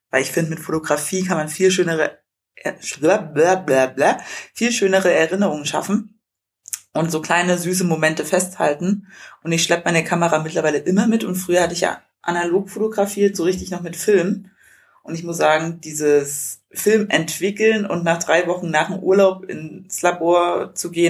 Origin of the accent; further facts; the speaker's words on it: Thuringia, Germany; Ich komme ja ursprünglich aus Thüringen.